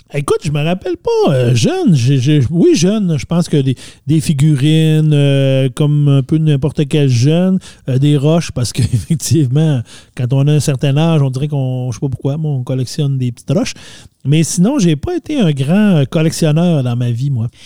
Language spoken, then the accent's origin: French; Saguenay, Quebec, Canada; quand on était jeunes, nous au Saguenay